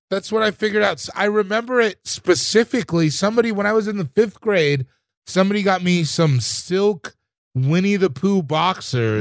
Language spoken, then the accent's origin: English; Sierra Leone; I'm from Sierra Le-, I'm from Sierra Leone